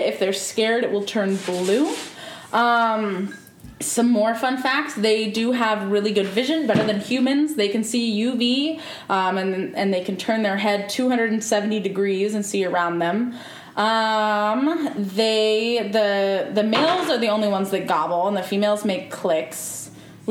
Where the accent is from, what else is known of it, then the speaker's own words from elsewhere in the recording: United States; also born or lived in Midwest; now in West Coast, United States; I grew up in the South and in the Midwest